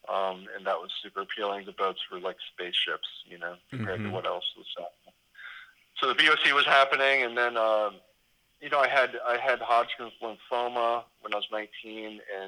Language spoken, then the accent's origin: English; Gulf Coast, United States; I grew up sailing on the Gulf Coast with my family.